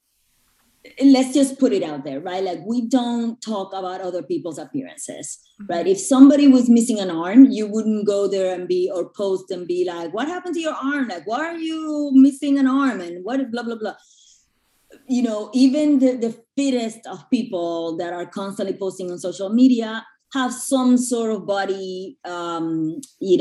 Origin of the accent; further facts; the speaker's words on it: Puerto Rico; moved away as an adult; also born or lived in New York; I grew up in Puerto Rico and then I moved to New York when I was in my early 20s to go to school